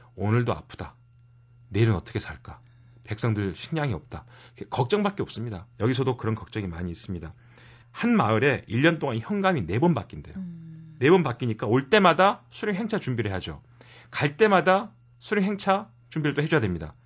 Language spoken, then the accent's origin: Korean; Mokpo, South Jeolla, South Korea; 고향이 목포라